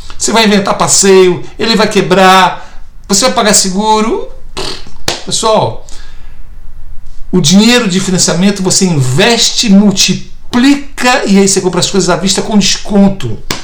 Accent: Brazil; moved away as an adult; now in United States; sou neto de português e tenho dupla cidadania, sou brasileiro e português, agora estou me tornando americano também

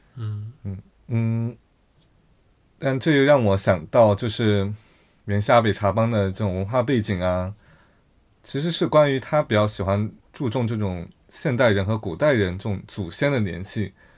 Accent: Yunnan, China; moved away as an adult; 我在出国之后，觉得我去反思我的我的家乡，我来自云南

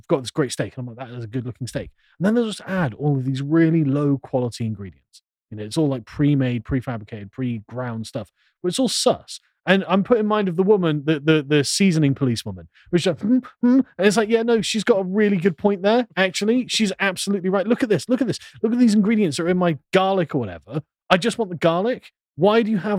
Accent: England, United Kingdom; back in England

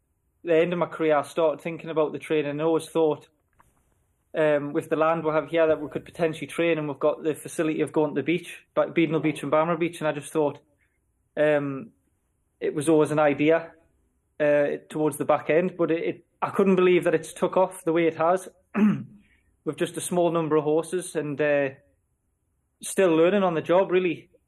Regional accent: Seahouses, North East England, United Kingdom; I grew up in Sea Houses here.

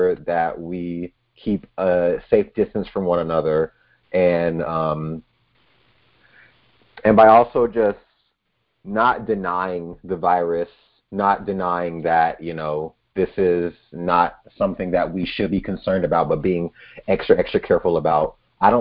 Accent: Georgia, United States; moved away as an adult; now in Twin Cities, Minnesota, United States; my hometown in Georgia wasn't the place for me

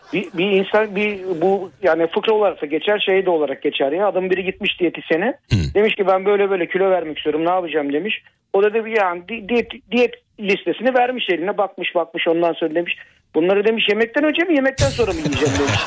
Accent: Turkey

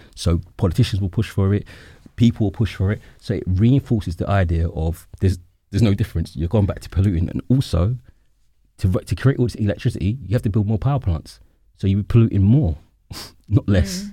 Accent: London, United Kingdom; as a Londoner, I know definitely where I'm from

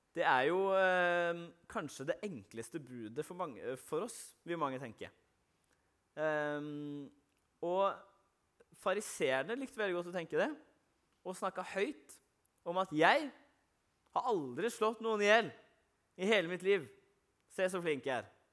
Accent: Arendal, Agder, Norway; der jeg kommer fra i Arendal

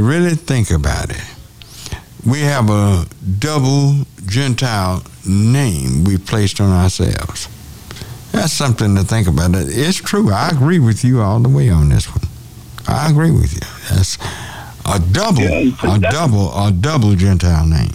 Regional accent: Hearne, Texas, United States; my hometown

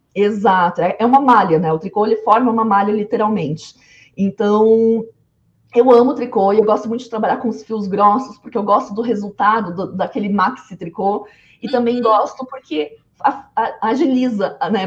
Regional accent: interior of Rio Grande do Sul, Brazil; eu sou do interior do Rio Grande do Sul

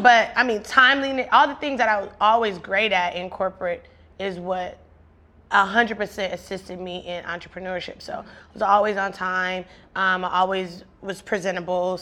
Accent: Compton, California, United States; I grew up in Compton, one of the most influential cities period

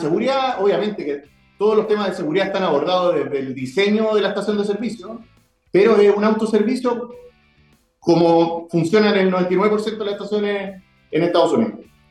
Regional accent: Viña del Mar, Valparaíso, Chile; yo soy de Viña del Mar

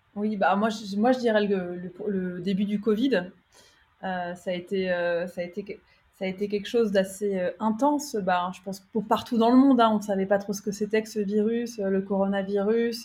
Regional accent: France; moved away as an adult; now in Pune, India; en tant que Française

